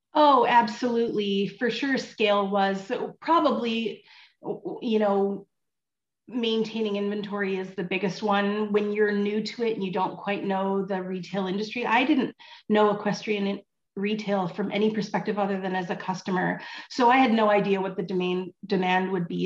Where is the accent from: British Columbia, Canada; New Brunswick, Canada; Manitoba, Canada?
British Columbia, Canada; Vancouver; moved away as an adult; also born or lived in California / Ontario; I horse showed as a as a teenager and a kid in British Columbia. I grew up in Vancouver